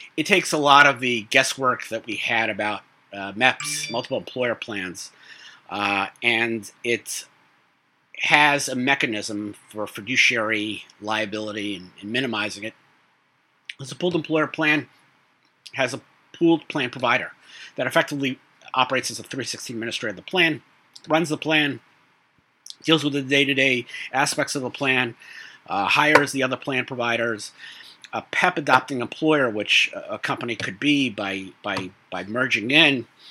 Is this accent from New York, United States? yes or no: yes; New York City, New York, United States; now in Long Island, United States; I grew up in Brooklyn